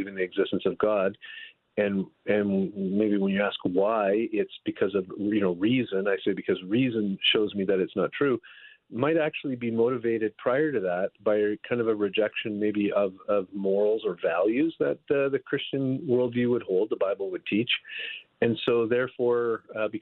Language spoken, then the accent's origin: English; Northern Ontario, Canada; now in California, United States; I'm from Northern Ontario in Canada. I've lived almost my whole life there